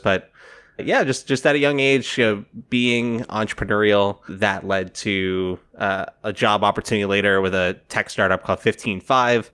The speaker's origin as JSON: {"language": "English", "region": "South Florida", "country": "United States", "tie": "born or raised there", "also_born_or_lived": "New York City", "moved": "as an adult", "said": "I grew up in South Florida, decided not to go to college right away. And so when I was eighteen, I moved from South Florida to New York City"}